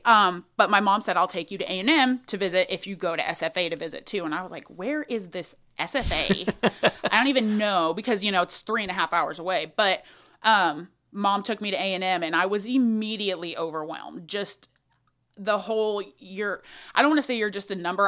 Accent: Thorndale, Texas, United States; I'm from a very small town outside of Austin called Thorndale, population thirteen hundred sixty-six

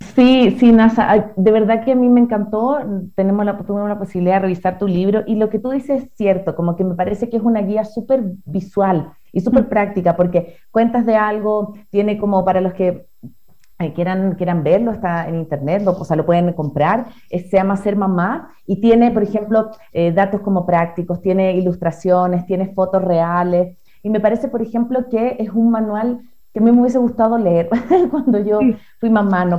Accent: Chile; moved away as an adult; now in Ecuador; yo soy chilena, pero vivo acá en Ecuador hace seis años más o menos

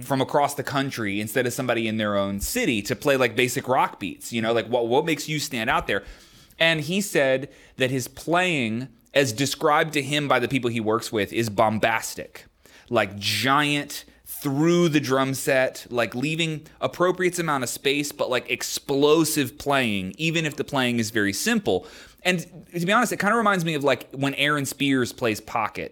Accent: Maryland, United States; I was born and raised in Maryland

